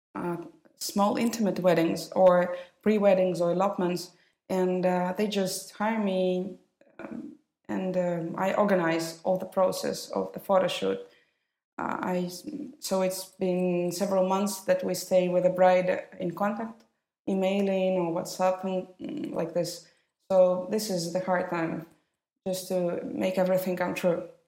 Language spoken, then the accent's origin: English; Moscow, Russia; all my twenty years, mm, I spent in Moscow. Studying there, I was born there.